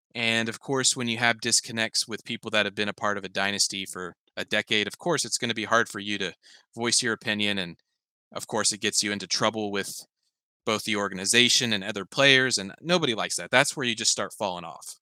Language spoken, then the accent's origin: English; Oklahoma, United States; I'm from Oklahoma